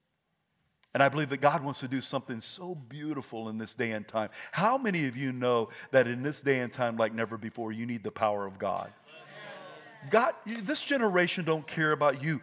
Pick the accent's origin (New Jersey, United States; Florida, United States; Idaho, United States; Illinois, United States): Idaho, United States; I'm from Idaho.